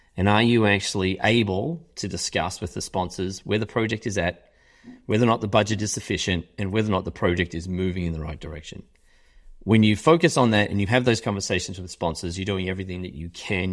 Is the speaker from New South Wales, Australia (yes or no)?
no; Melbourne, Victoria, Australia; moved away as an adult; also born or lived in United Kingdom; now in Chicago, United States; I'm from Australia, yes, I, I'm from Australia. I grew up in Australia.